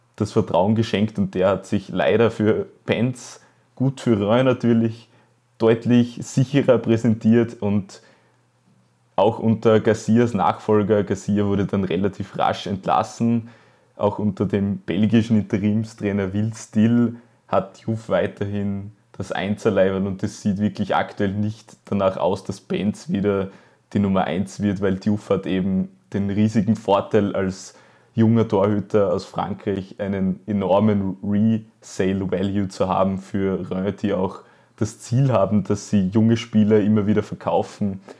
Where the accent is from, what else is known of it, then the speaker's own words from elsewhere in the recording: Styria, Austria; als Steirer